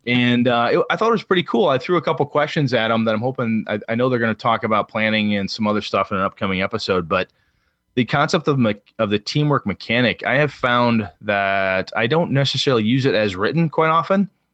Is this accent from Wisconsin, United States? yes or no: yes; Wausau, Wisconsin, United States; my hometown of Wausau, Wisconsin